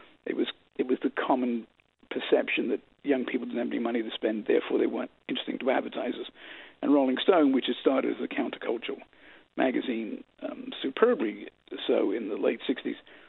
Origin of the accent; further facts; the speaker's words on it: London, United Kingdom; also born or lived in New York City, United States; now in United States; I was born in New York City, and I grew up in London, England. And then we moved back to America in 1971, and I've really been here ever since.